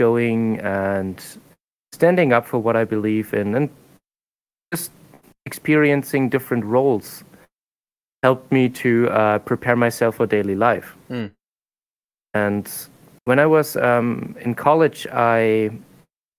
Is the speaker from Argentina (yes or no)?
no; Germany; moved away as an adult; also born or lived in Japan; now in South Korea; So I'm from Germany